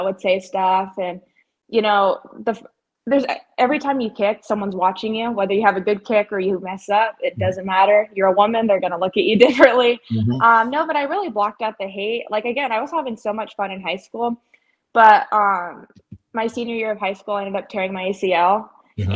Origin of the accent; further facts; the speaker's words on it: Ventura, California, United States; moved away as an adult; now in Jackson, United States; I'm from Ventura, California. I went to St. Bonaventure High School